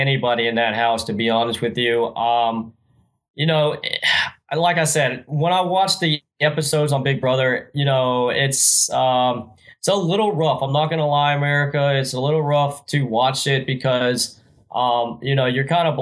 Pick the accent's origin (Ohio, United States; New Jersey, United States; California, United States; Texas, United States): Texas, United States; Wichita Falls; Wichita Falls where I reside at right now, my hometown